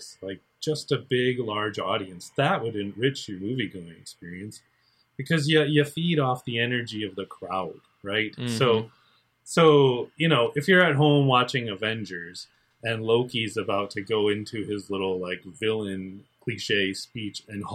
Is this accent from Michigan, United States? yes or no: yes; Muskegon, Michigan, United States; as a child, I grew up in Muskegon